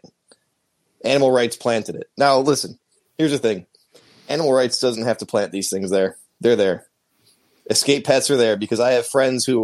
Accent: New York, United States; I'm from New York

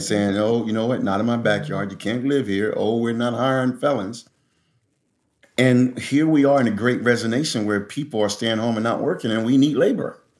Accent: Philadelphia, Pennsylvania, United States; I grew up there, uh, in Philadelphia

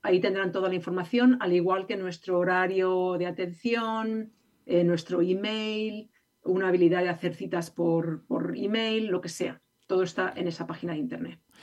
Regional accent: Spain; now in California, United States; yo soy de España

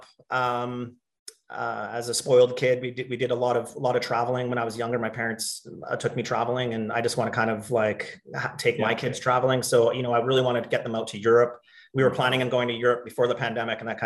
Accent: Okanagan, British Columbia, Canada; also born or lived in Calgary; I grew up here in the Okanagan

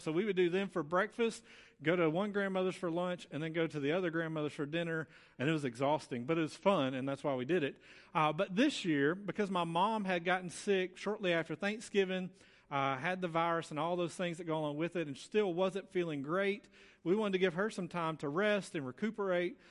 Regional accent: Muscle Shoals, Alabama, United States; moved away as an adult; I'm originally from Muscle Shoals

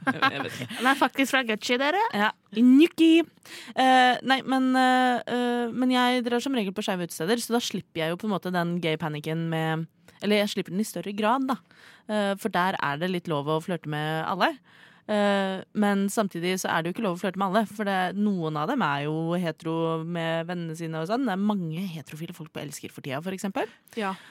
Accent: Oslo, Eastern Norway, Norway; fra Oslo, jeg er fra Oslo.

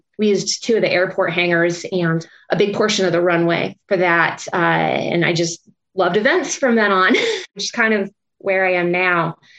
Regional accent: Peoria, Illinois, United States; moved away as an adult; also born or lived in Des Moines, Iowa / Las Vegas, Nevada; now in Pennsylvania, United States; I grew up in the Midwest. I didn't grow up in Pennsylvania. So I'm from Illinois, Peoria, like kind of in the middle.

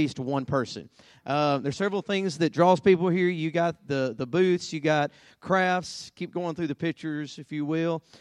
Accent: Hartselle, Alabama, United States; This is my hometown, where I live in Hartsel

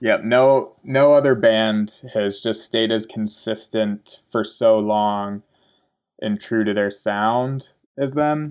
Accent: Laurel, Montana, United States; also born or lived in Bozeman, Montana; I grew up in Laurel, Montana. Man, lived there for twenty years before I moved to Bozeman

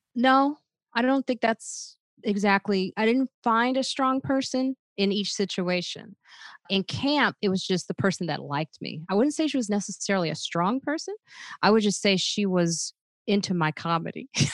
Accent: Chicago, Illinois, United States; also born or lived in Highland Park, Illinois / Park Forest, Illinois; I grew up in Highland Park, Illinois, till I was about eight years old

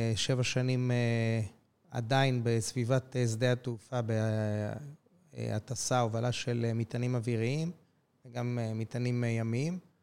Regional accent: Jerusalem, Jerusalem District, Israel; נולדתי בירושלים, גר בירושלים

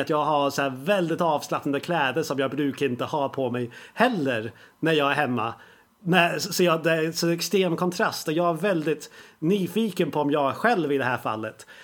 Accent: England, United Kingdom; now in Sweden; när jag växte upp i England så gick jag i skolan

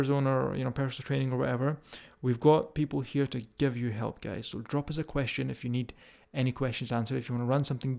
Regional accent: Scotland, United Kingdom; accent: Scottish; If you can deal with my strong Scottish accent.

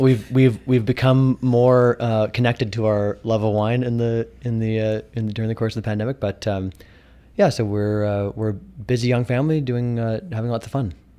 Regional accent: Kelowna, British Columbia, Canada; when I was growing up here in high school

